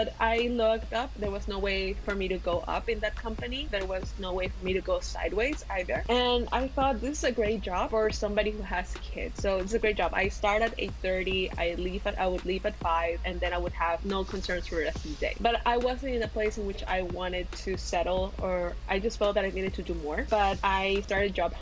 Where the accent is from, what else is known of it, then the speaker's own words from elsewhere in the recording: Ecuador; moved away; also born or lived in Mexico / Germany; I was born in Latin America. I was born in Ecuador.